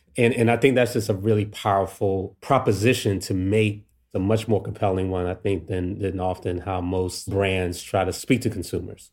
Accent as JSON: {"language": "English", "town": "Washington", "region": "District of Columbia", "country": "United States", "tie": "born or raised there", "said": "me growing up in DC here"}